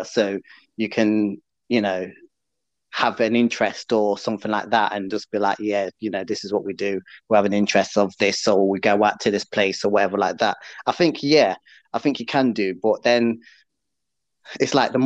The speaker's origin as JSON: {"language": "English", "town": "Nottingham", "region": "East Midlands", "country": "United Kingdom", "said": "I'm from Notts."}